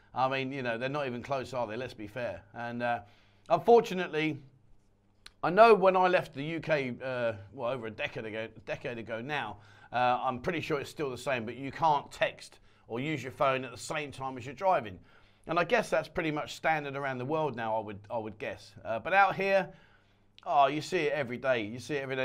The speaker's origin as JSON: {"language": "English", "region": "England", "country": "United Kingdom", "moved": "yes", "lives_now": "Pattaya, Thailand", "said": "We're from England"}